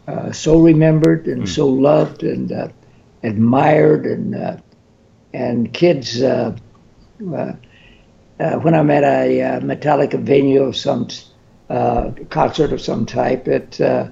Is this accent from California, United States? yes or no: yes; San Bernardino, California, United States; moved away as an adult; also born or lived in Murfreesboro, Tennessee / San Francisco; I was raised in San Bernardino. Mm. I lived there for 28 years. My twin brother and I, we were born in, as I say, Murfreesboro, and at 13 months we came